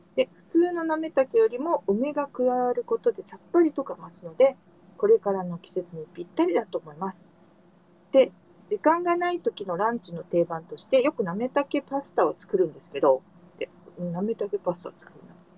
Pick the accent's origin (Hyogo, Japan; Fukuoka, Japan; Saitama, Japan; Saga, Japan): Fukuoka, Japan; moved away; 私は福岡出身者なんですが